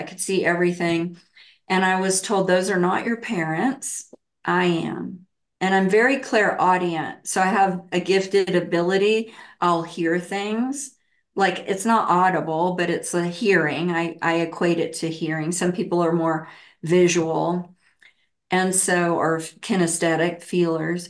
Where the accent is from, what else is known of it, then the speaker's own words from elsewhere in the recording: the Bible Belt, United States; I grew up in the Bible Belt, really heavily, you know, Christian